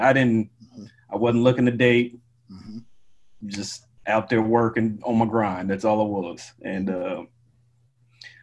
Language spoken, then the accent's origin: English; Missouri, United States; moved away; I'm from Missouri